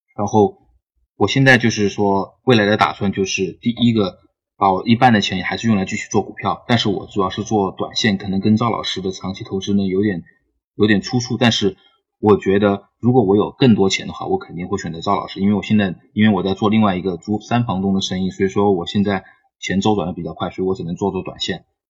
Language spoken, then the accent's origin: Chinese; Jiangxi, China; now in Shenzhen, China; 我是江西人，我是二零一二年毕业的。然后呢，一直在深圳工作